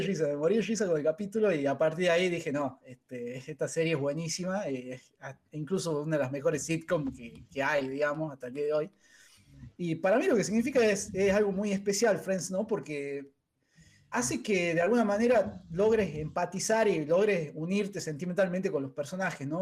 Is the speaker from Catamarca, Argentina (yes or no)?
yes; Catamarca, Argentina; moved away as an adult; now in Tucumán, Argentina; nosotros dos somos de Catamarca